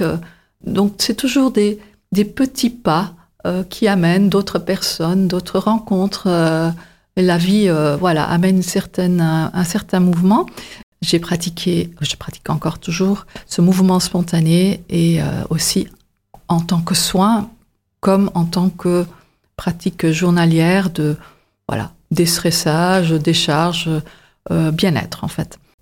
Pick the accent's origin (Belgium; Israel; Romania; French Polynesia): Belgium; Antwerp, Flanders; moved away as an adult; also born or lived in Paris; now in Montpellier, France; Je suis originaire de la Belgique et du côté flamand, euh, plus précisément Anvers.